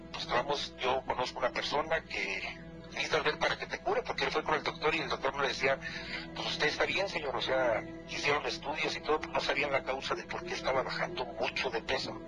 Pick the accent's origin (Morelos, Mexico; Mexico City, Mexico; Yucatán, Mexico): Morelos, Mexico; now in Toluca, Mexico; nosotros por cuestiones de trabajo radicamos aquí en Toluca, pero somos del estado de Morelos